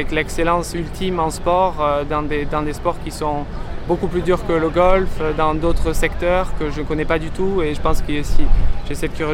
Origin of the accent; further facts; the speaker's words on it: France; je vais faire le maximum pour me, pour en tant que Français.